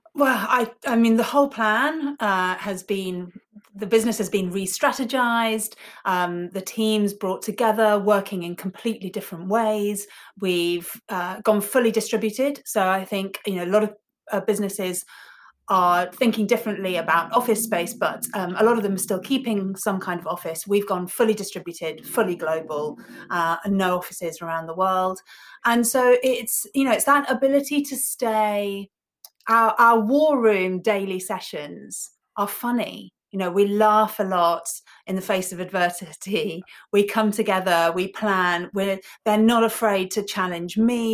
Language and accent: English; Ibiza, Balearic Islands, Spain; moved away; also born or lived in United Kingdom; I grew up in Ibiza, small island, um, you know, Paradise Island as it was back then.